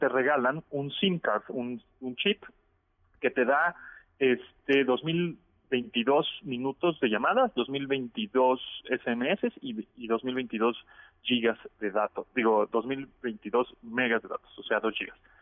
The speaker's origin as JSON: {"language": "Spanish", "country": "Mexico", "said": "la mexicana, que somos bastante pesados"}